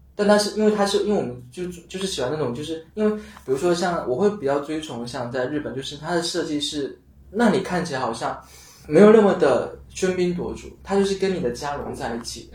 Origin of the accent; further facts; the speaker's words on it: Xiamen, Fujian, China; 厦门那么浮躁的那个地方，因为我厦门人嘛